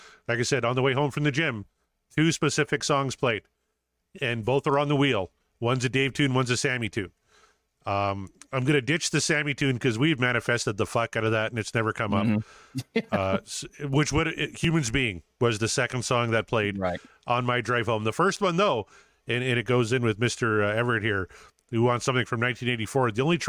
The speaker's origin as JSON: {"language": "English", "region": "Saskatchewan", "country": "Canada", "tie": "born or raised there", "said": "I'm not American. I do. Yeah. Schlitz is garbage, though. I remember, when I was a kid, I lived about 50 minutes away from the American border. So we would drive to Plentywood, Montana."}